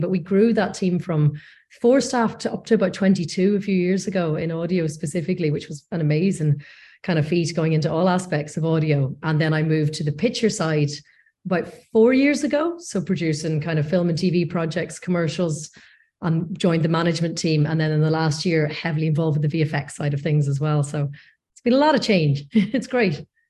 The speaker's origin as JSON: {"language": "English", "area": "North Coast", "region": "Northern Ireland", "country": "United Kingdom", "also_born_or_lived": "Leeds / London", "moved": "as an adult", "said": "I'm from the North Coast originally"}